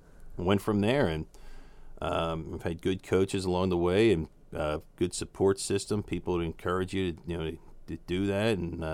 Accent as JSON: {"language": "English", "town": "Jenkintown", "region": "Pennsylvania", "country": "United States", "tie": "born or raised there", "said": "Jenkintown is the town where the show The Goldbergs takes place."}